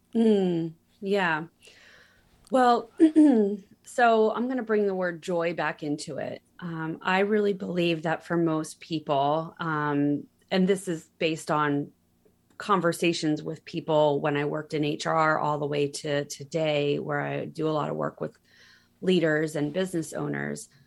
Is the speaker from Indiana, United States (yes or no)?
no; Pennsylvania, United States; moved away as an adult; also born or lived in California; I had never lived fifty miles from where I was born in Pennsylvania